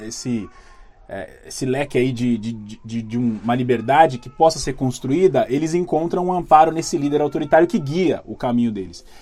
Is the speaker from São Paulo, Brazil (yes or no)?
yes; São Paulo, Brazil; a gente é aqui de São Paulo